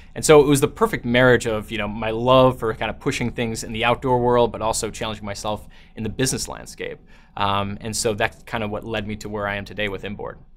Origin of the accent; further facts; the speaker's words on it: Chicago, Illinois, United States; also born or lived in New Zealand; I grew up in Chicago, um, in the Midwest, and went to school there